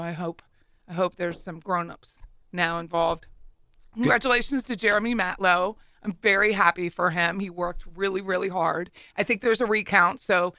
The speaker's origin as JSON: {"language": "English", "region": "Pennsylvania", "country": "United States", "moved": "yes", "lives_now": "Florida, United States", "said": "I come from Pennsylvania, which is a commonwealth."}